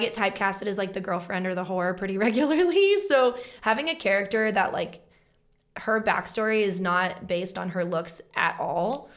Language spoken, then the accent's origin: English; Colorado, United States; also born or lived in Los Angeles; book and co star in my first feature film in my home state